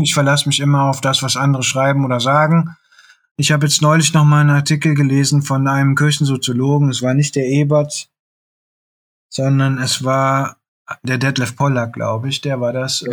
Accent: Bergisches Land, North Rhine-Westphalia, Germany; moved away; als ich am Land noch gelebt habe, ich komme aus dem Bergischen Land

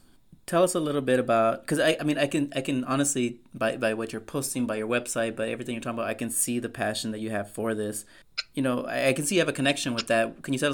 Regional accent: San Antonio, Texas, United States; my hometown, San Antonio

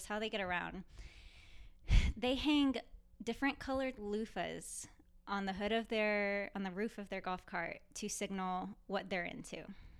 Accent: Louisiana, United States; oh, no, I'm sorry. I came from Louisiana.

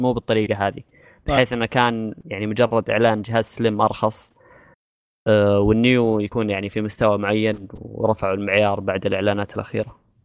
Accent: Saudi Arabia; عندنا في السعوديه

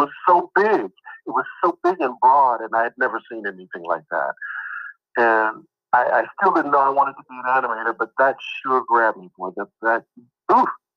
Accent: Kansas City, Missouri, United States; moved away as an adult; now in California, United States; We live in Kansas City

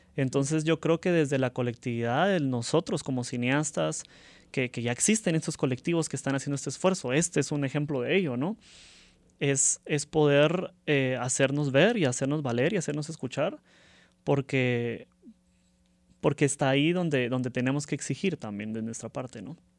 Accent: Guatemala; desde los guatemaltecos que participamos

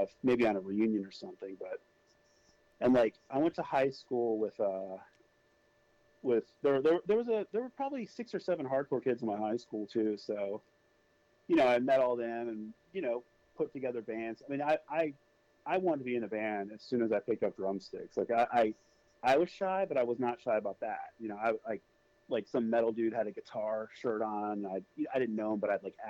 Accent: Virginia, United States; also born or lived in Illinois / Indiana; it was Virginia the whole time. So, I mean, I've pretty much been here effectively my whole life

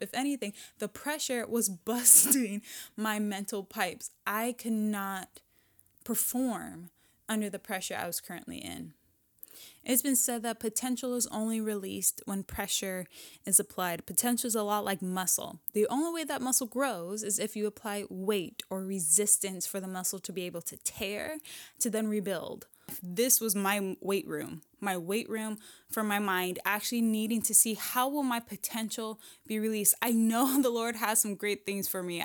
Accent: Washington, United States; I'm still in my hometown, in my home state

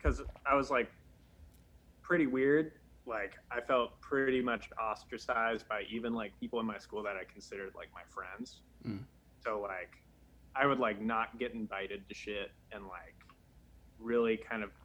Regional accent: Massachusetts, United States; I grew up in Massachusetts. The Commonwealth.

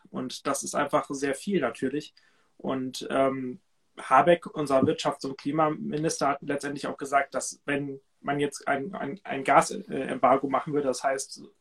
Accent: Cuxhaven, Lower Saxony, Germany; Ich war in, meinem, in meiner Heimat Cuxhaven an der Nordsee. Und das ist einfach immer wieder schön, zu Hause zu sein, bei meiner Familie

